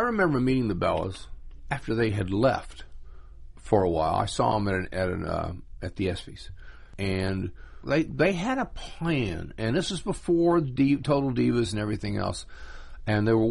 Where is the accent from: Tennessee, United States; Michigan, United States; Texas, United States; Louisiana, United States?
Tennessee, United States; Chattanooga; moved away; I grew up in Chattanooga, Tennessee, and there was a local wrestling show on the afternoons on Channel 12 in my hometown